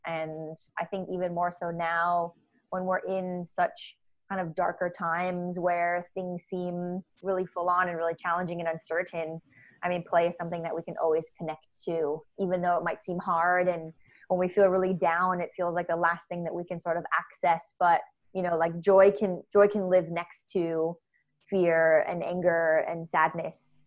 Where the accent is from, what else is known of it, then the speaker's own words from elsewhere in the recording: United States; accent: American; moved away as an adult; now in Australia; I'm American, uh, if you couldn't tell by my accent